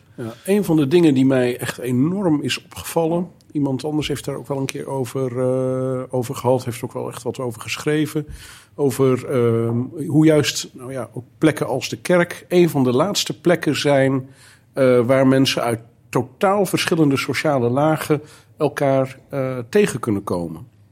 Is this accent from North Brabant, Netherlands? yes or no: no; Zeelandic Flanders, Netherlands; also born or lived in Heemstede; now in Alkmaar, Netherlands; Ik kom oorspronkelijk van de, de andere kant van het land. Ik kom uit Zeeuws-Vlaanderen.